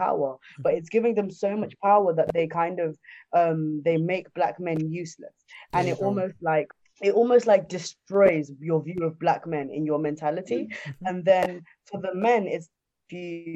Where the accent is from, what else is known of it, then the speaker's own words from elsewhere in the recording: Zimbabwe; moved away; I'm originally from Zimbabwe